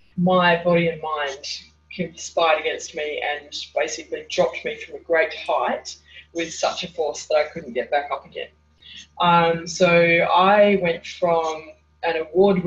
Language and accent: English; Hobart, Tasmania, Australia; I was born in Hobart, Tasmania. In Australia, and I spent the first 10 years of my life living at the beach, and then from 10 until about mid-20s I lived